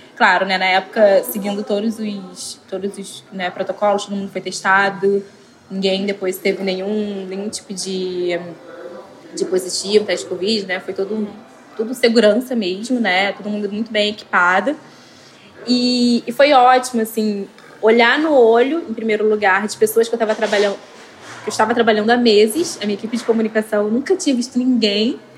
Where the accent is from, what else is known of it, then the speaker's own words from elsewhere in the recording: Rio de Janeiro, Brazil; vim da Zona Norte do Rio de Janeiro